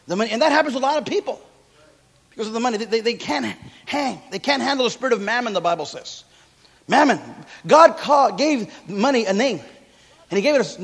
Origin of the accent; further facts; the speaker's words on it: Santa Paula, California, United States; I grew up in Santa Paula, California, citrus capital of the world.